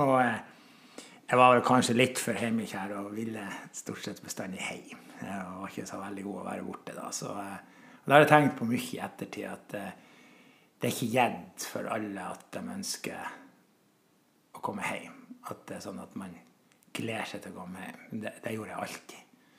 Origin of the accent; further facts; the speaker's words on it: Grønlia, Senja, Troms, Norway; Jeg er voksen i Grønlia. På Senja bruker jeg alltid å si at når noen spør hvor jeg kommer fra, så kommer jeg fra Grønlia. Og Grønlia vil alltid være hjemme. Eh, der vokste jeg opp